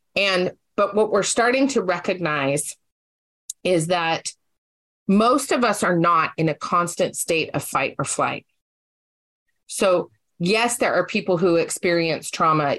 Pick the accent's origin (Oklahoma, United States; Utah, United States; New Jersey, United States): Utah, United States; now in Oregon, United States; growing up in Utah